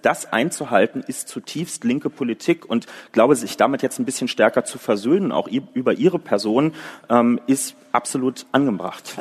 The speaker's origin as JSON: {"language": "German", "region": "Berlin", "country": "Germany", "tie": "born or raised there", "said": "In Berlin, was ja nun mal auch meine Heimatstadt ist und wo ich auch in der SPD organisiert bin"}